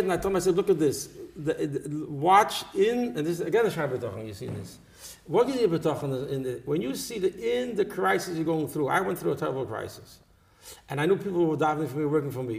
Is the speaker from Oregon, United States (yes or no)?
no; New York City, New York, United States; I grew up in Borough Park